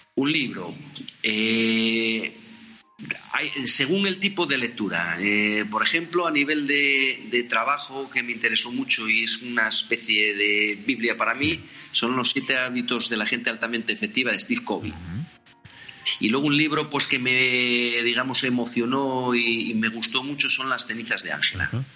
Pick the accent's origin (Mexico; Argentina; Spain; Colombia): Spain; Oviedo, Asturias; nací en Oviedo